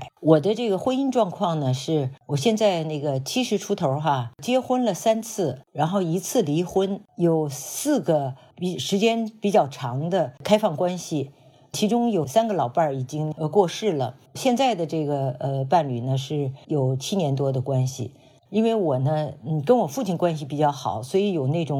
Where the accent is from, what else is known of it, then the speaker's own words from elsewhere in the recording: Beijing, China; moved away as an adult; also born or lived in Shaan-Gan-Ning Border Region / United Kingdom / Berkeley, United States; now in Hawaii, United States; 我是解放前夕在陕甘宁边区出生，在驴背上驮着到北京。呃，七岁以前都是在全托的幼儿园，